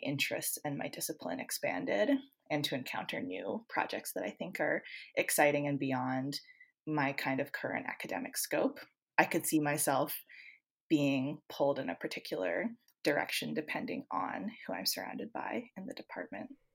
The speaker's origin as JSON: {"language": "English", "country": "Canada", "moved": "yes", "said": "I'm originally from Canada"}